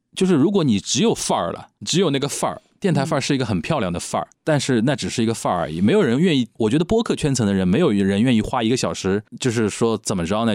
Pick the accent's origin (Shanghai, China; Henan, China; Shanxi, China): Shanghai, China; 那你用我们上海人的话，侬懂我讲，我懂侬讲